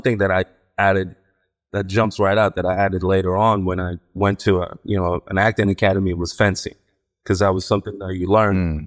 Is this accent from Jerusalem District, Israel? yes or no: no; Ashdod, Southern District, Israel; moved away; I was born in Israel, in a town called Ashdod